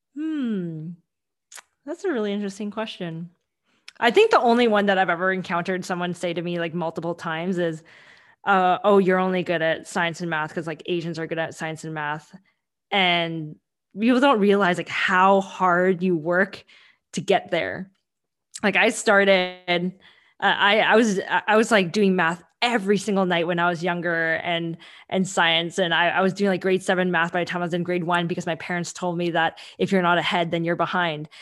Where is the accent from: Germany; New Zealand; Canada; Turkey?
Canada; Vancouver, British Columbia; English is a second language; I grew up in Vancouver and I grew up in Canada